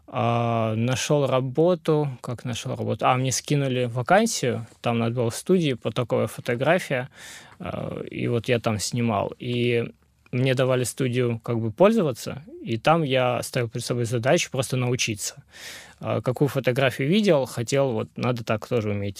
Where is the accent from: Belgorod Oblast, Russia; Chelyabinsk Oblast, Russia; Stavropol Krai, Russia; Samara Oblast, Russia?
Stavropol Krai, Russia; Pyatigorsk; moved away as an adult; also born or lived in Yerevan, Armenia; now in Krasnodar, Russia; родился в Ереване, э, вырос в Пятигорске и переехал в Краснодар погреться